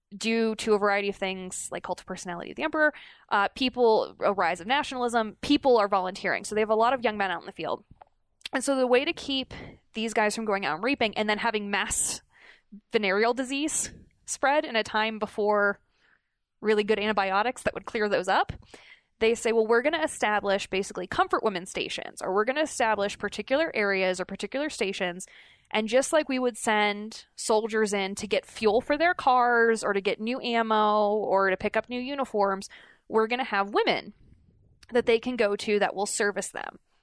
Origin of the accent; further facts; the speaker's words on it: United States; also born or lived in China; as an American who grew up